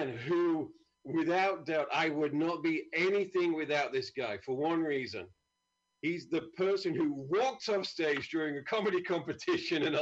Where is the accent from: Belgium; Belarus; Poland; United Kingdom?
United Kingdom